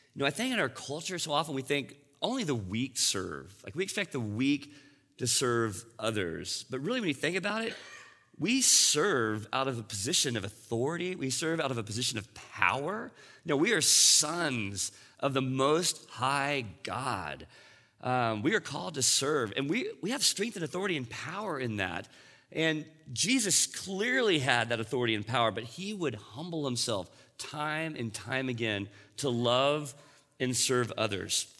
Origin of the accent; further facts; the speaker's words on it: Texas, United States; I grew up in Texas